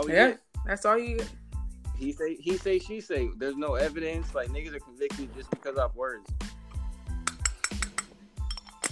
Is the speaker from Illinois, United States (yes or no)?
yes; Chicago, Illinois, United States; I'm from Chicago